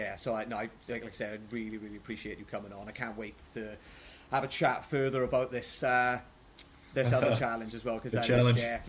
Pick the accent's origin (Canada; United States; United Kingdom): United Kingdom; Wales; accent: Welsh